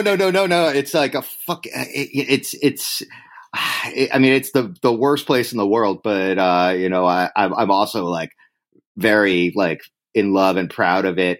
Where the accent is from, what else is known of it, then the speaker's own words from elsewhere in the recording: Upper Darby, Pennsylvania, United States; moved away as an adult; also born or lived in Boston; now in New York City, United States; I grew up in Upper Darby